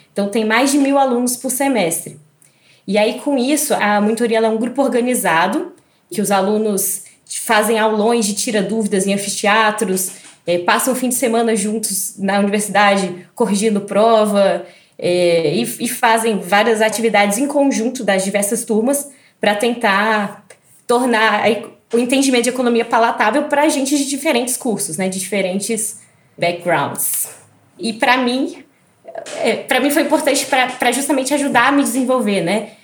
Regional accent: Brasília, Federal District, Brazil; E eu que sou de Brasília, né, que venho daqui

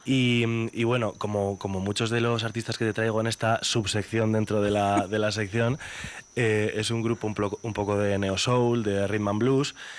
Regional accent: Burgos, Castile and León, Spain; yo soy el único burgalés de mi familia. Toda mi familia es charra.

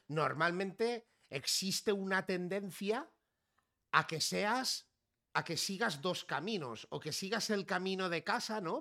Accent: Figueres, Catalonia, Spain; accent: Barcelona; yo me he criado casi, o sea, toda mi infancia y mi adolescencia eh, en Girona y más concretamente en Figueras, al lado de la frontera con Francia.

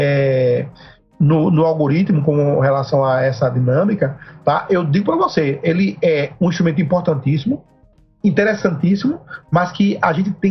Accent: Northeast Region, Brazil; accent: Northeastern Brazilian; atores e atrizes nordestinos, né, aqui do Nordeste da região, para representar o nosso sotaque, né? O meu sotaque não é da Globo, né?

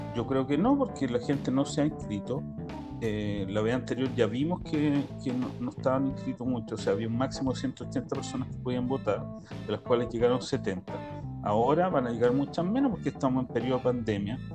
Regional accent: Chile; now in Israel; como chilenos

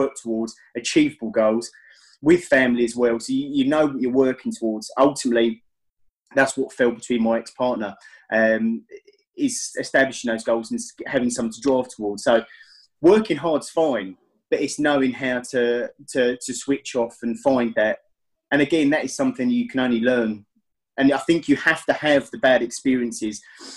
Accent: Essex, East of England, United Kingdom; I am from Essex in England, so roughly about sort of 45 minutes out of London by train

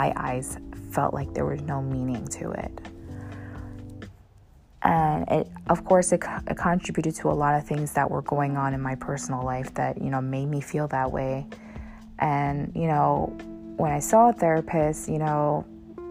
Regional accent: United States; I'm Asian American

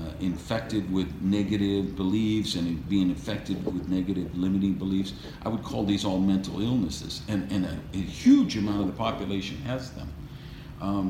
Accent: Wisconsin, United States; now in Miami, United States; growing up in Wisconsin, where 60 below wind chill factor

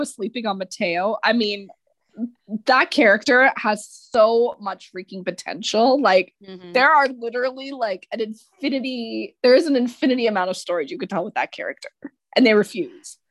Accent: Canada; I'm Canadian

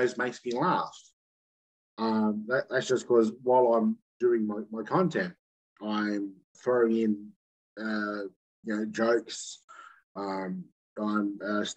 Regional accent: Sydney, New South Wales, Australia; I grew up here in Sydney, you know, which is on the east side of Australia

